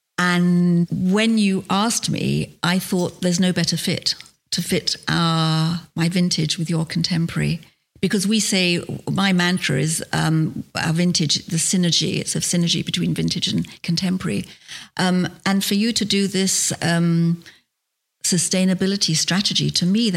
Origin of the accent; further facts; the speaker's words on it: London, United Kingdom; moved away as an adult; I was a Londoner. I am a Londoner